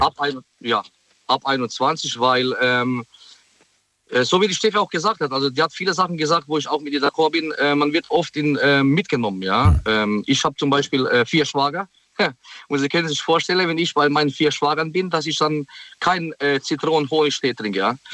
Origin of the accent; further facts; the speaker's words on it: Heidelberg, Baden-Württemberg, Germany; ich komme aus Heidelberg